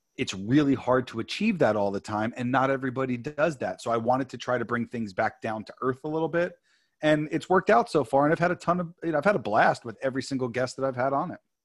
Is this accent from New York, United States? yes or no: yes; New York, United States; moved away as an adult; now in California, United States; born and raised in New York, came out to California